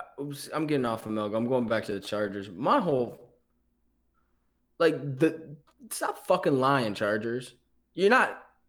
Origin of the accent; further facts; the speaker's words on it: Michigan, United States; We're from Michigan